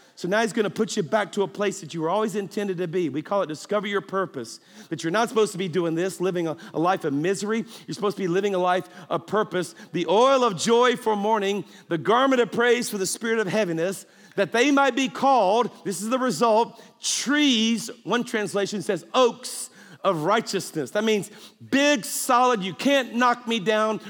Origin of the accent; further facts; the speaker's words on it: South Louisiana, United States; moved away; I'm actually from South Louisiana, which means I'm a Cajun.